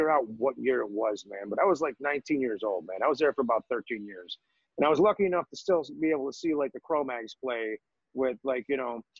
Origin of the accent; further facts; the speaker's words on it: New York, United States; growing up in New York